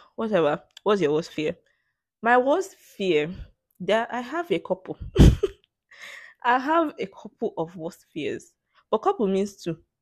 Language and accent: English; Nigeria; English as my native language, 'cause that's the lingua franca in this country